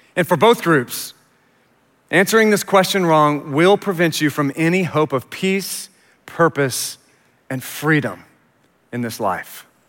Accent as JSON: {"language": "English", "town": "Richardson", "region": "Texas", "country": "United States", "tie": "born or raised there", "also_born_or_lived": "Houston", "said": "we moved to Richardson when I was about four because my Dad had died when I was eight months old, suddenly. And so we moved to Richardson, and I was raised there"}